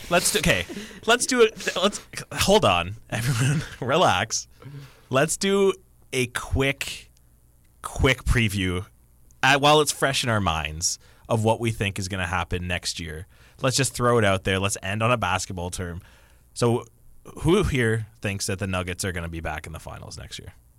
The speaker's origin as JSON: {"language": "English", "town": "Kitchener", "region": "Ontario", "country": "Canada", "tie": "born or raised there", "said": "That is my hometown"}